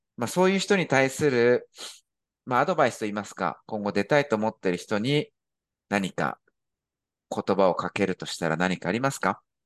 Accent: Japan; moved away; 私も日本人として、まあ、外国人として、あの、海外に住んでるわけで

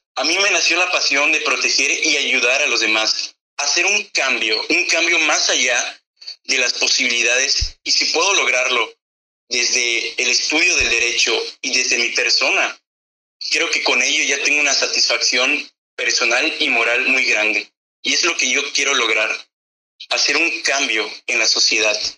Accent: Mexico; los jóvenes somos el futuro de México

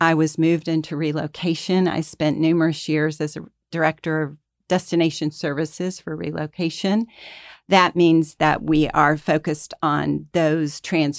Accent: Atlanta, Georgia, United States; I've always lived in Atlanta. I grew up here. I grew up in La Vista Park.

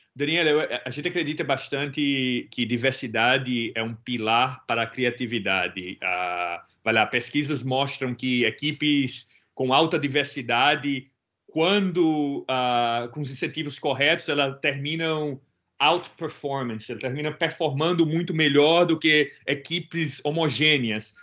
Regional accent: Brazil; Eu sou original do Brasil

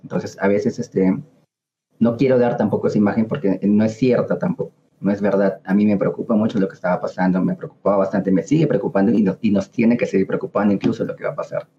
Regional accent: Peru; como ciudadanos, como peruanos

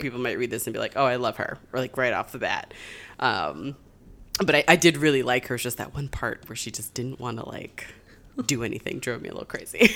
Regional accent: Springfield, Massachusetts, United States; I grew up in Springfield

